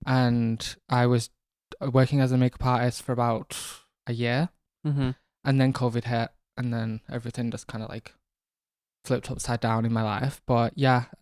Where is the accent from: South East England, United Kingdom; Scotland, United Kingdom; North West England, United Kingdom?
North West England, United Kingdom; Manchester; also born or lived in Rochdale; I am from Manchester originally, born and raised in North Manchester, the council estates of New Moston.